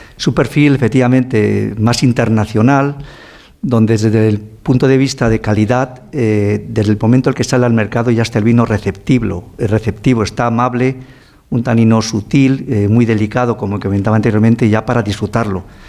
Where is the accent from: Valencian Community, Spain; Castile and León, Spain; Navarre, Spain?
Castile and León, Spain; Ribera del Duero; Yo nací en la Ribera del Duero, como dice mi madre, eh, naciste casi debajo de una planta, debajo de una cepa